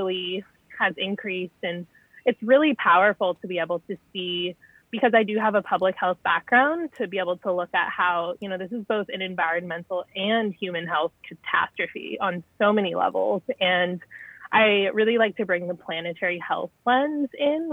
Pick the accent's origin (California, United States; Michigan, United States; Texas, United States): California, United States; Sonoma Valley; I grew up in Sonoma Valley, which is the wine country